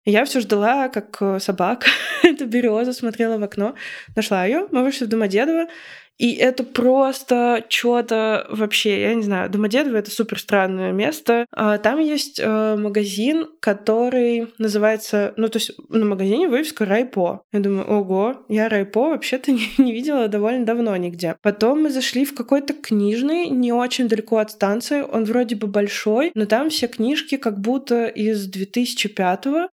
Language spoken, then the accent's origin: Russian; Voronezh, Voronezh Oblast, Russia; moved away as an adult; now in Moscow, Russia; мое детство у нас в Воронеже